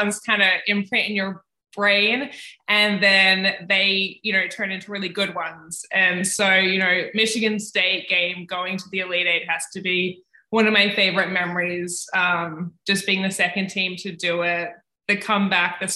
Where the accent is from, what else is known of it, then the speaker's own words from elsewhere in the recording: Canberra, Australian Capital Territory, Australia; moved away as an adult; now in Ames, United States; I grew up in Canberra, Australia